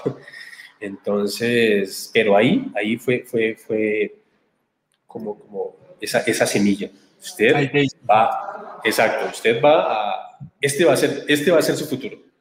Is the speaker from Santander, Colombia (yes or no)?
yes; Barbosa, Santander, Colombia; nacido y criado en Barbosa, Santander.